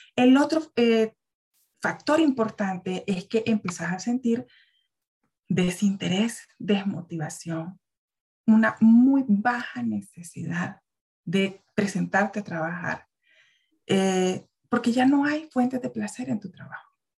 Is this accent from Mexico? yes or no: no; Nicaragua; also born or lived in Guatemala; now in Central America; yo soy una mujer nicaragüense